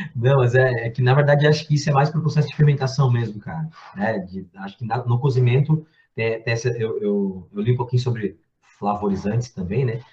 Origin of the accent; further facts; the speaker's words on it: Blumenau, Santa Catarina, Brazil; eu sou de Blumenau